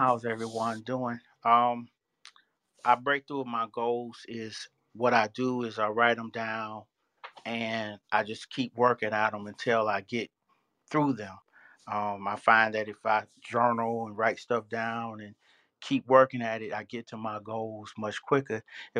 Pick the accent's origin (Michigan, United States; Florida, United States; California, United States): Michigan, United States; Detroit; I'm from Detroit.